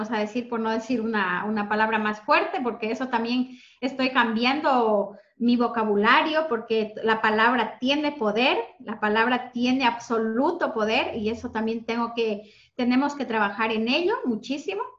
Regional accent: Ecuador; moved away as an adult; now in Spain; yo bueno, soy de Ecuador, llevo aquí en España desde hace 20 años. Eh, llegué aquí con 20 años, ahora tengo 40

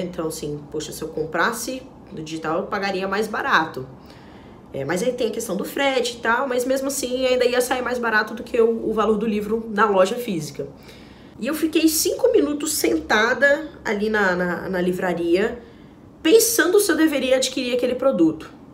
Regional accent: Minas Gerais, Brazil; como uma boa mineira que eu sou

